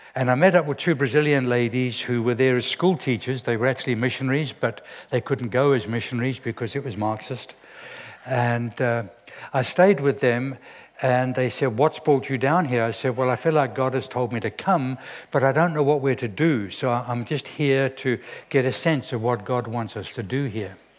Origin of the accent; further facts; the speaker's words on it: Zimbabwe; I'm from Zimbabwe